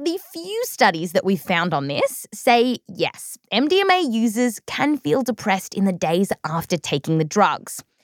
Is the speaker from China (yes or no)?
no; Australia; growing up in Australia